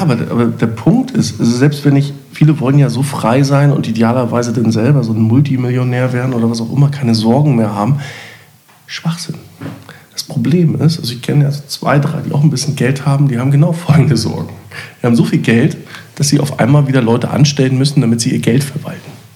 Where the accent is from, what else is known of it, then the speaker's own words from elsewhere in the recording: East Germany, Germany; ich war auch Ossi.